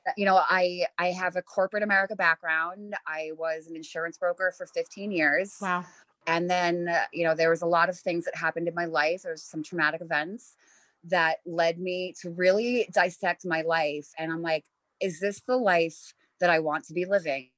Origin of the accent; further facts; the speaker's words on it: New York, United States; I'm I'm from New York. I'm an East Coast girl.